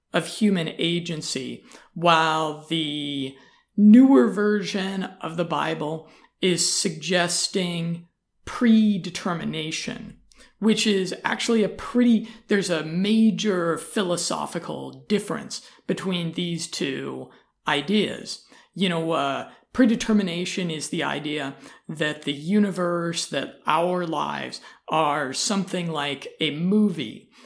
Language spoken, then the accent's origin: English; United States; I'm an American